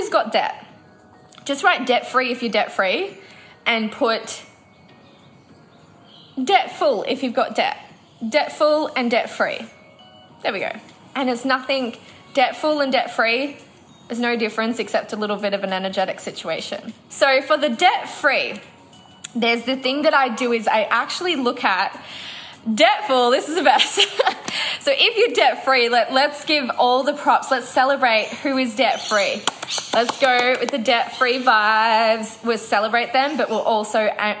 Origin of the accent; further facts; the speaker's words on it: Noosa, Queensland, Australia; when we're back in Noosa, which is my hometown